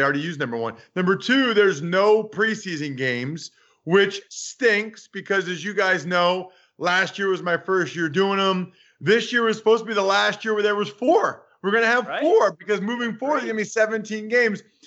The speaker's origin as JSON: {"language": "English", "town": "Reading", "region": "Pennsylvania", "country": "United States", "tie": "born or raised there", "said": "I grew up in Reading"}